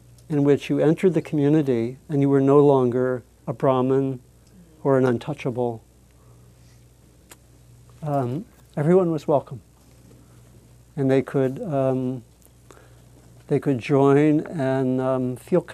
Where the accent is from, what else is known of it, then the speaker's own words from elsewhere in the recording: East Coast, United States; I was born on the East Coast